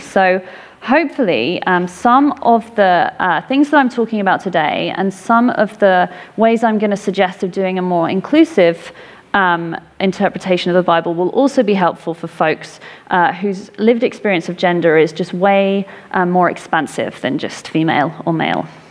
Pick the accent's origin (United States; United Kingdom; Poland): United Kingdom; England; I grew up in England